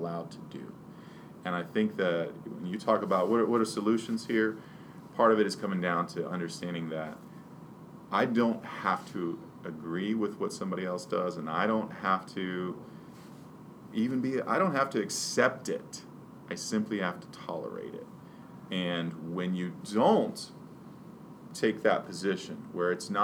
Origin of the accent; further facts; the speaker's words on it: Pennsylvania, United States; now in Virginia, United States; I'm a hunter and I'm from Pennsylvania